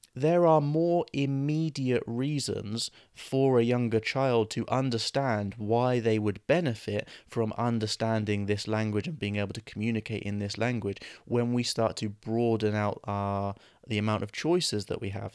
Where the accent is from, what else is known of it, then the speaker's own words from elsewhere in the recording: England, United Kingdom; we grow up in England around English speakers